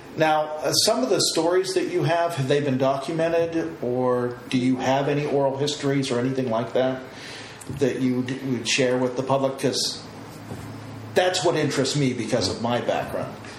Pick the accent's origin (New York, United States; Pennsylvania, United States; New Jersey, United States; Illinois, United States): Pennsylvania, United States; outside of Pittsburgh; moved away as an adult; also born or lived in Uniontown, Pennsylvania; me growing up outside of Pittsburgh